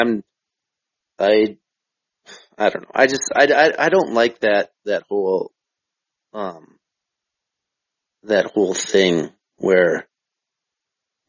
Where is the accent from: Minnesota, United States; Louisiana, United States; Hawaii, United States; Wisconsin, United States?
Minnesota, United States; I'm from Minnesota, I didn't grow up playing hockey